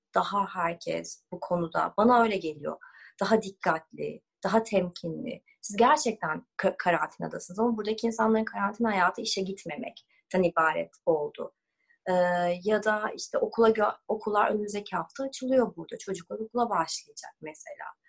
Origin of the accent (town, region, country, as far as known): Turkey; moved away as an adult; also born or lived in Los Angeles, United States